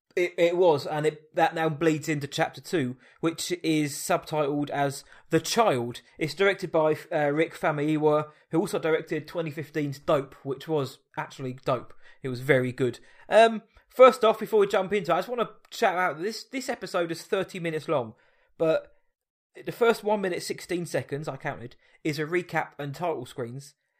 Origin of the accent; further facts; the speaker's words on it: Surrey, South East England, United Kingdom; I'm from Surrey